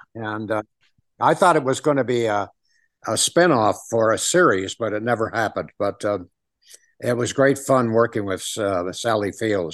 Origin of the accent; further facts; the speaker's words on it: Ottawa, Ontario, Canada; also born or lived in Toronto / Hollywood; now in Las Vegas, United States; I was born in Ottawa, which is the capital city of Canada. And, um, I grew up there